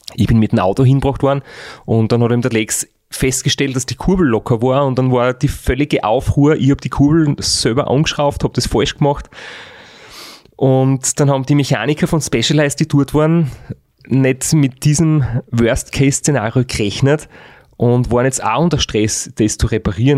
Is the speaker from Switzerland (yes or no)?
no; Styria, Austria; bei uns daheim in der Steiermark